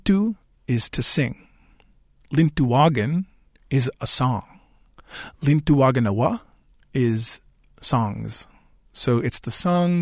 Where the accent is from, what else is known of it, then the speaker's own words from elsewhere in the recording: Tobique First Nation, Wolastoqey territory, New Brunswick, Canada; I come from Tobik First Nation in Wolastoqey territory